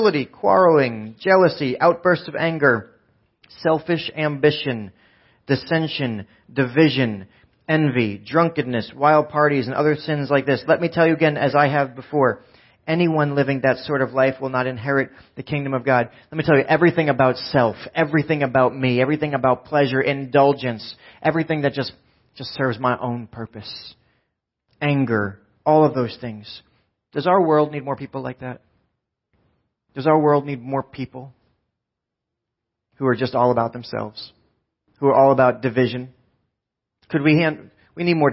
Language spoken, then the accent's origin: English; New Jersey, United States; we're from Jersey